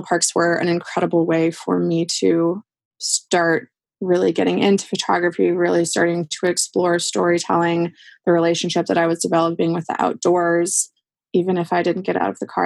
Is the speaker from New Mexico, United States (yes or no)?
yes; New Mexico, United States; also born or lived in southwestern Wisconsin, United States; ended up moving to New Mexico when I was 2.5. And so I grew up in the Southwest, and so I'm a desert rat at heart